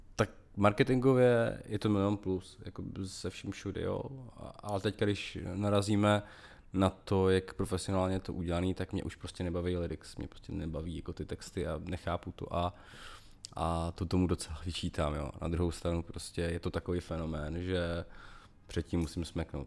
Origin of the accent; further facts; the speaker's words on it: Moravia, Czechia; jsem vyrůstal na Moravě